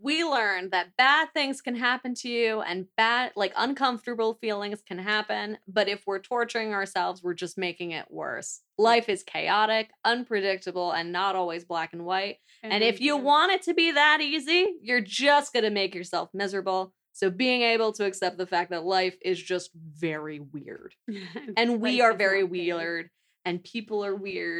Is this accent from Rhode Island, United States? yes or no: no; New Jersey, United States; moved away as an adult; now in Central Jersey, United States; we're both from North Jersey and we acknowledge the existence of Central Jersey. But apparently there's this debate that Central Jersey does not exist. And then I moved down here